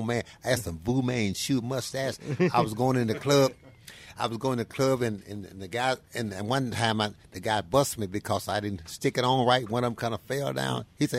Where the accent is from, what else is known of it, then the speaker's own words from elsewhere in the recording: North Louisiana, United States; also born or lived in Homer, Louisiana; I grew up in North Louisiana. Yeah. But my people from the bottom, to Homer.